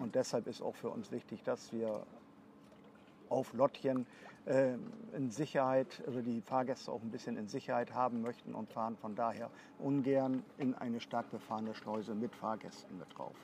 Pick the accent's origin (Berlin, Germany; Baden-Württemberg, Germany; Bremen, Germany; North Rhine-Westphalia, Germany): Bremen, Germany; Bremerhaven; also born or lived in Bavaria; Ich bin auch gebürtiger Bremerhavener